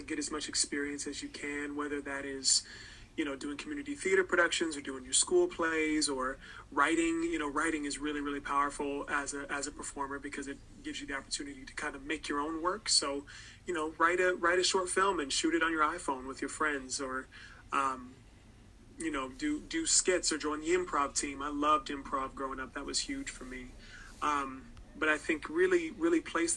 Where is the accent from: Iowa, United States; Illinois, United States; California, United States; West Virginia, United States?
California, United States; Northern; I grew up in Northern California